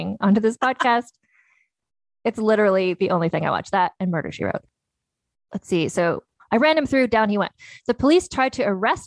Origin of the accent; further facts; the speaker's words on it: Canada; growing up in Canada